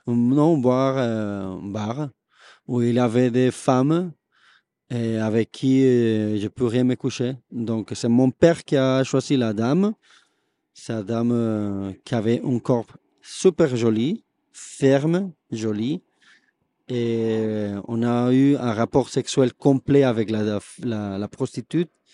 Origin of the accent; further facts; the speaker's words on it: Bogotá, Colombia; French is a second language; moved away as an adult; now in Toulouse, France; si je viens de Bogota, ma famille vient de la région du café